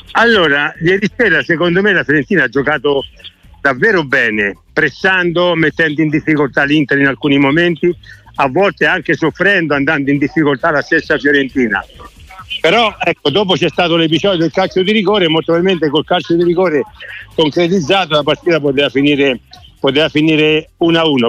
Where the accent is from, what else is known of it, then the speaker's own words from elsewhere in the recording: Subiaco, Lazio, Italy; mi fecero cittadini illustri al mio paese a Subiaco e, e c'era tutta Subiaco che in quel momento mi stava festeggiando perché era uno di loro